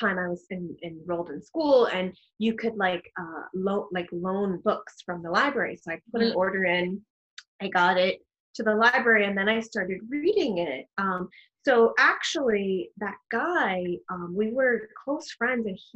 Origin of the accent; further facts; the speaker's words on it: New York City, New York, United States; I was born and raised in the Bronx. I'm a Bronx girl